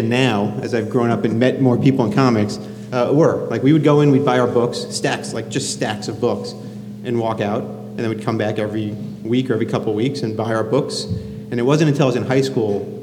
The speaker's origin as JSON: {"language": "English", "town": "Miami", "region": "Florida", "country": "United States", "tie": "born or raised there", "said": "I grew up in Miami, Florida."}